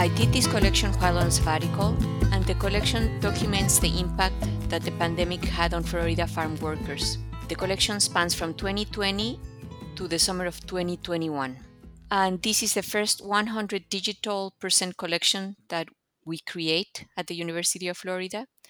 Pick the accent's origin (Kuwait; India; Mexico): Mexico; moved away as an adult; now in United States; I come from Mexico, and I came to the U S to do a P H D in Latin American Studies.